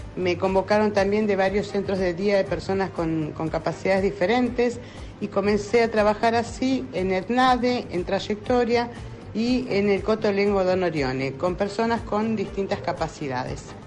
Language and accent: Spanish; Rosario, Santa Fe, Argentina; soy rosarina, argentina